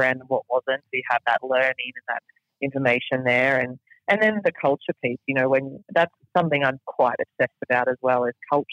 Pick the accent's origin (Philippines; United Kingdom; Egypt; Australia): Australia; now in United States; I'm still an Australian citizen, and then I'm a resident of the United States